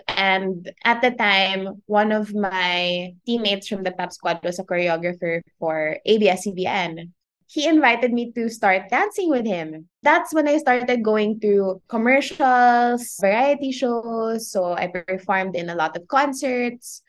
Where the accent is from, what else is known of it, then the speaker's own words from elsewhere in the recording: Iligan, Northern Mindanao, Philippines; also born or lived in Manila; I was born in Manila, raised in Iligan, so that's in Lanao del Norte.